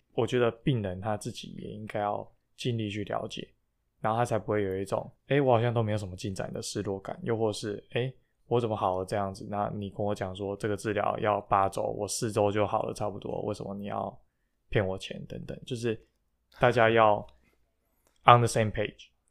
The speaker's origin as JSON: {"language": "Chinese", "country": "Taiwan", "moved": "yes", "said": "我是台湾人"}